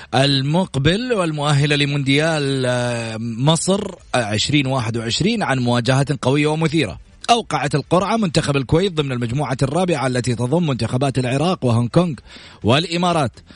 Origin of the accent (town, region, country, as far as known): Saudi Arabia